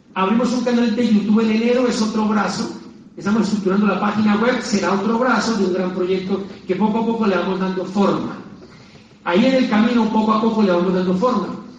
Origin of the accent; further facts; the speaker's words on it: Popayán, Cauca, Colombia; moved away as an adult; also born or lived in Bogotá; mi ciudad natal de Popayán